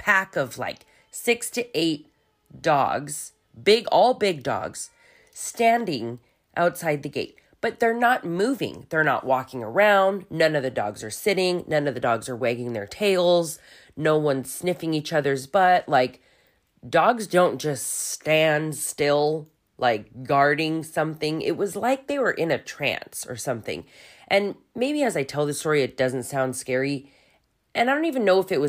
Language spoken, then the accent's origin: English; Hacienda Heights, California, United States; now in Germany; Most of my childhood I spent in Hacienda Heights, which is a little suburb east